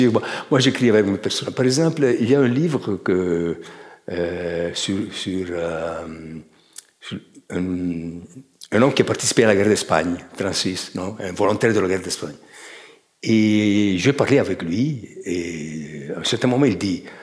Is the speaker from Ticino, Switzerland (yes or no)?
yes; Chiasso, Ticino, Switzerland; quand j'étais enfant, j'allais à Ponte Chiasso, qui est un kilomètre de Chiasso